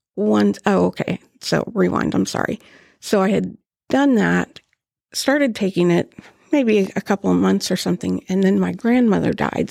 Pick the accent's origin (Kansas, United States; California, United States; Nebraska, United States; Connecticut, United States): Kansas, United States; Topeka; born and raised in Topeka